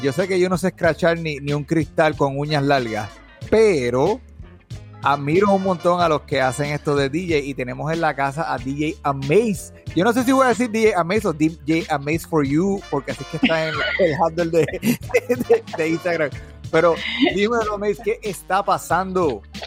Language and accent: Spanish; Puerto Rico; nací en Puerto Rico, pero el español no es mi fuerte